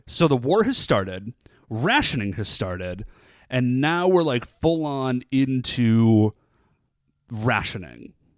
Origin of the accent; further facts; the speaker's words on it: United States; I'm American